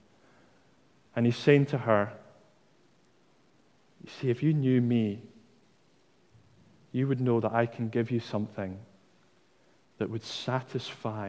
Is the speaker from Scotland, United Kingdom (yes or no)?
yes; Dundee, Scotland, United Kingdom; I'm from Dundee, and I have a tendency to drop my T's in the middle of words